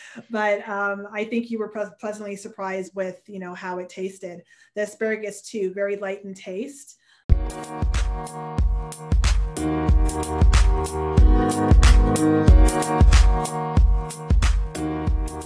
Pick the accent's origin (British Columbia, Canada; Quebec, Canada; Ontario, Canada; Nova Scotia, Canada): Ontario, Canada; Hamilton; born and raised in Hamilton, Ontario.